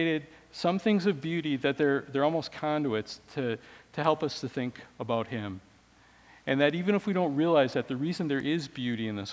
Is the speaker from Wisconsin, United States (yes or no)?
yes; Wisconsin, United States; I grew up in Wisconsin